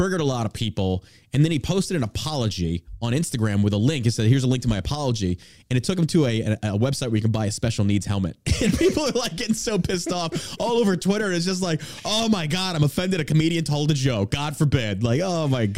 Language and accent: English; Beaumont, Texas, United States; I grew up in Southeast Texas in Beaumont